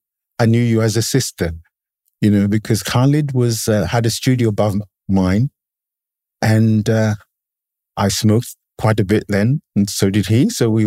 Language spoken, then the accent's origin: English; England, United Kingdom; You know, growing up in England in the 70s had very specific historical resonances. One of which was that I was part of the first generation of people who were basically born in the country.